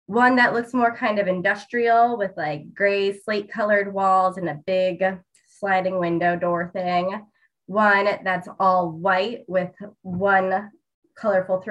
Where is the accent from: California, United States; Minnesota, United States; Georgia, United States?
Minnesota, United States; I grew up in Minnesota where there's Caribou Coffee